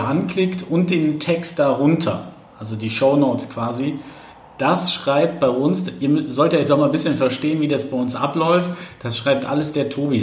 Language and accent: German; eastern Germany, Germany; ich komme ja aus dem, aus dem Osten Deutschlands